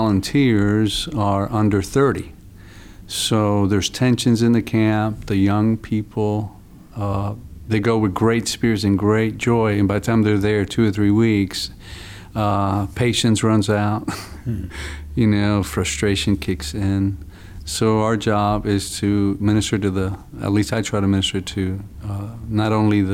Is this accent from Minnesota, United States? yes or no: no; New York City, New York, United States; moved away; also born or lived in Dallas, Texas; I'm born and raised in the South Bronx